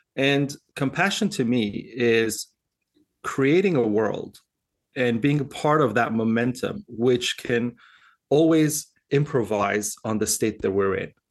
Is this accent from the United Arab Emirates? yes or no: yes; Dubai, United Arab Emirates; moved away; also born or lived in Switzerland; I was born in Dubai, and I grew up uh, partially in Dubai and Switzerland in, in school